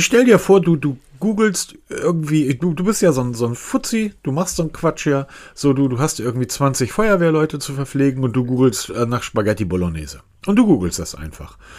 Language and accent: German; Northern Germany, Germany; Ich bin Norddeutscher